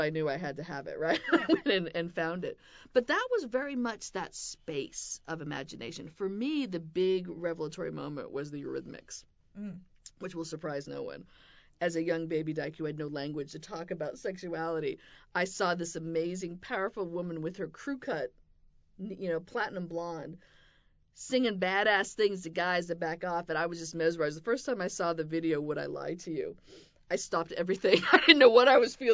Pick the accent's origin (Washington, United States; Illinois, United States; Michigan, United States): Washington, United States; Seattle; I was growing up in Seattle in junior high, so a group of friends and I would take the bus from my little Wedgwood suburban neighborhood to the University District